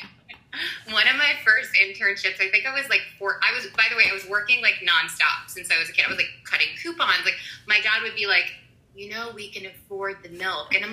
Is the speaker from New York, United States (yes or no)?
yes; New York City, New York, United States; I was born and raised in New York City, in Manhattan, on the Upper West Side